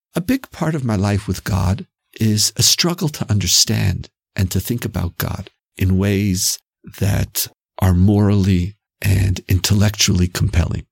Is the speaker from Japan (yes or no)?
no; Canada; Canadian Jews, as we Canadians know, are very sensitive when we're called American